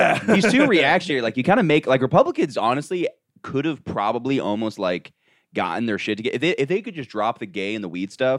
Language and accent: English; Orlando, Florida, United States; I'm from Orlando. But okay. Orlando's very like metropolitan.